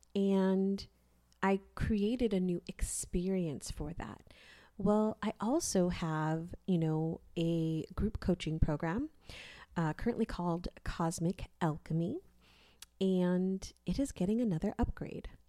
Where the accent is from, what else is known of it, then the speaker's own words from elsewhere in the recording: California, United States; now in Texas, United States; I grew up in California.